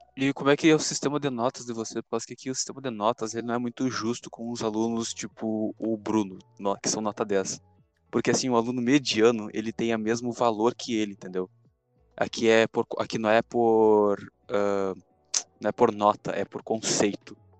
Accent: Rio Grande do Sul, Brazil; accent: gaúcho; Eu sou gaúcho

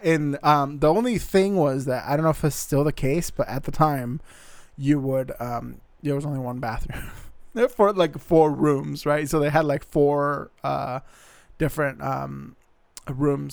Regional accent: Arizona, United States; also born or lived in Montana; now in Seattle area, United States; I'm originally from Arizona

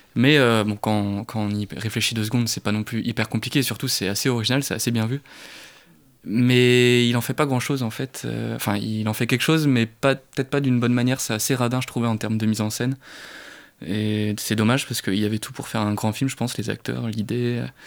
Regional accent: Brittany, France; je suis breton

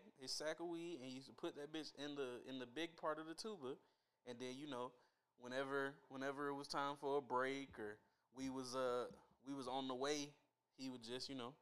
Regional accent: Mississippi, United States; now in Atlanta, United States; I'm from the poorest part of the poorest state

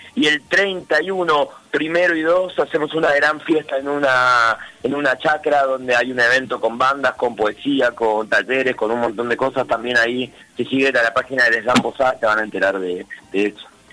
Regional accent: Misiones, Argentina; also born or lived in Río Cuarto, Córdoba; Yo nací en, Río Cuarto, Córdoba, vine muy chico a vivir a Misiones

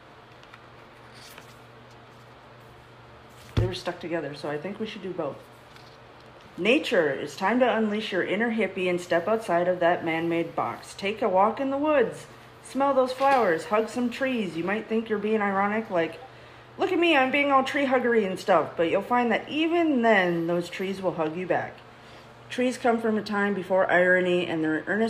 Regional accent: Minnesota, United States; now in Texas, United States; I grew up in Minnesota

